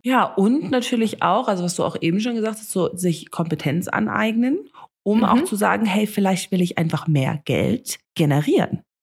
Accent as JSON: {"language": "German", "country": "Namibia", "tie": "born or raised there", "first_language": "German and English", "said": "ich bin ja hier in Namibia aufgewachsen"}